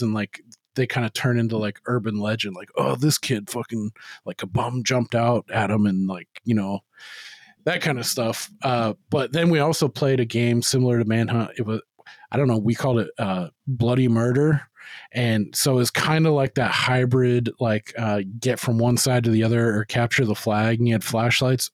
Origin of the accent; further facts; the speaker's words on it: Turlock, California, United States; I grew up in Turlock